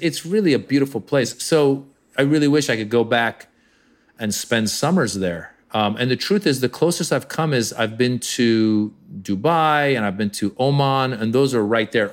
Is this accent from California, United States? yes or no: yes; Marin, Northern California, United States; English is a second language; also born or lived in Iran; I'm this kid from Iran, growing up in Northern California during the hostage crisis